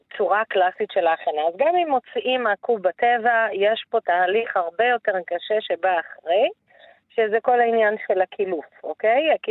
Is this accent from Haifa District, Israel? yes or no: yes; Baqa al-Gharbiyye, Haifa District, Israel; שהייתי ילדה קטנה, שהיינו יוצאים, אני מדברת איתך בת חמש, שש, אה, והולכים וקוטפים, היה פה לא רחוק, אני נולדתי בבאקה, אז לא רחוק מבאקה הייתה גבעה כזאת